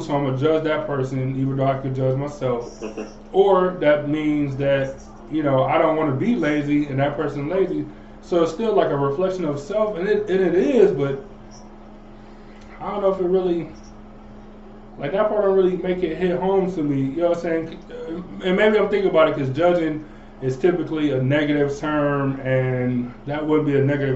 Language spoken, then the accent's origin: English; Cleveland, Ohio, United States; I was from Cleveland